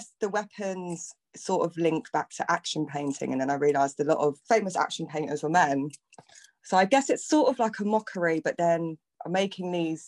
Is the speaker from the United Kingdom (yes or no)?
yes; London, United Kingdom; I grew up in London my whole life. So I think I came here like when I was a baby. And I grew up in North London.